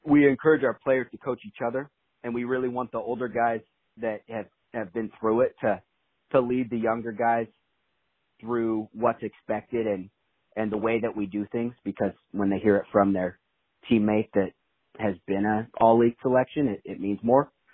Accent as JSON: {"language": "English", "town": "Vale", "region": "Oregon", "country": "United States", "tie": "born or raised there", "said": "I grew up in Vale, Oregon. So that's in Eastern"}